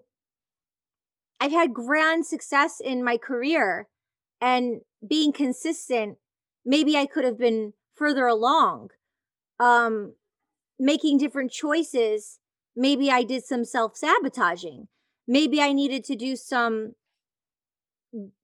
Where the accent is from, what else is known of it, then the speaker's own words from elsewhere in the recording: Detroit, Michigan, United States; I grew up in the Detroit electronic music scene.